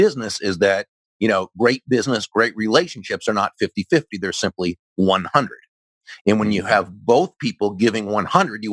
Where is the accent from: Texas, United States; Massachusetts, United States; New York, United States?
Massachusetts, United States; Boston; I'm from Massachusetts, the greater Boston area